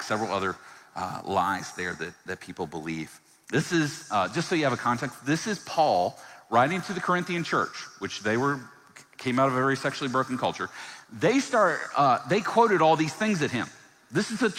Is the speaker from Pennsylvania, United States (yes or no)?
no; Virginia, United States; I grew up in the South, in Virginia